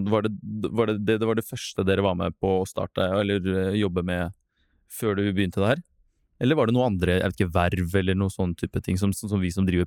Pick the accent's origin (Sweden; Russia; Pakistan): Russia; Norwegian is a second language; Jeg kommer fra Russland.